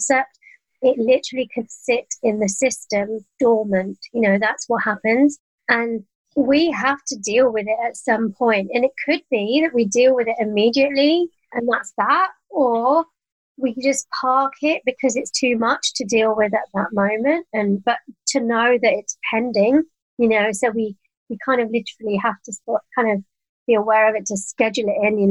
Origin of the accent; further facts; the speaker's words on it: London, United Kingdom; moved away as an adult; now in Cotswolds, United Kingdom; I'm a Londoner and I now live in the Cotswolds.